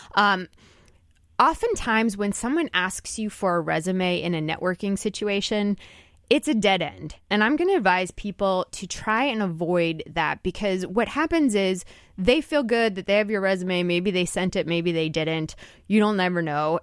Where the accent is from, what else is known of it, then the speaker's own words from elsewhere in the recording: New Jersey, United States; I grew up in New Jersey